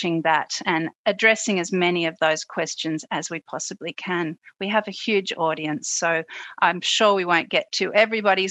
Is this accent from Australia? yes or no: yes; Australia; I'm an Australian Aboriginal woman